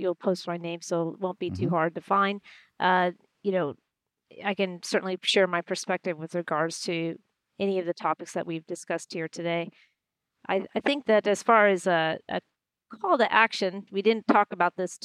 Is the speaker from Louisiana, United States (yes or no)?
no; Houston, Texas, United States; moved away; when I was growing up in Houston